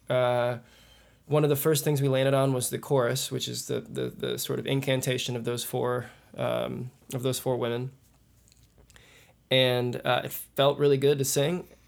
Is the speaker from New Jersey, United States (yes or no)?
no; Kansas City, Missouri, United States; And I'm from Kansas City. … I play mandolin and violin.